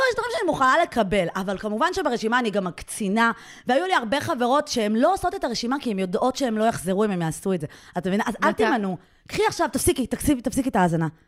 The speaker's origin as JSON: {"language": "Hebrew", "country": "Iran", "said": "אנחנו מאיראן, אנחנו לא פרסים."}